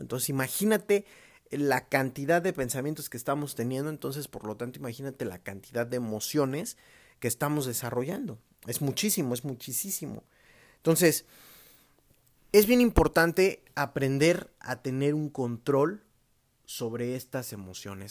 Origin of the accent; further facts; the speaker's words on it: Mexico; los que somos mexicanos